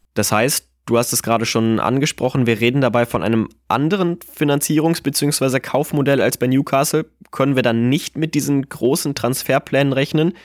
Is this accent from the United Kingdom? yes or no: no; Germany; bei uns in Deutschland